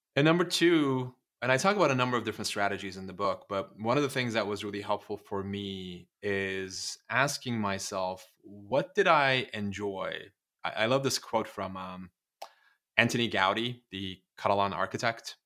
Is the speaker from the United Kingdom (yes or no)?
no; Turkey; moved away; growing up in Turkey